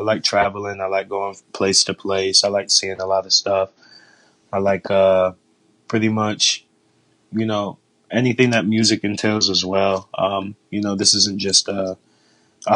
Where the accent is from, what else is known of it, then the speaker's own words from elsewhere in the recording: Jamestown, New York, United States; moved away as an adult; also born or lived in Atlanta; now in Florida, United States; I'm from originally from Jamestown, New York. That's upstate New York